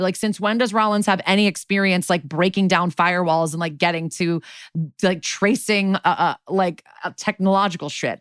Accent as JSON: {"language": "English", "region": "Northeast", "country": "United States", "said": "I'm from the Northeast"}